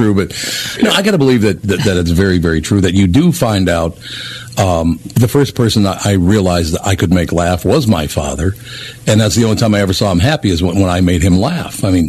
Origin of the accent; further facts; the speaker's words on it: Minneapolis, Minnesota, United States; growing up in North Minneapolis in a very urban neighborhood.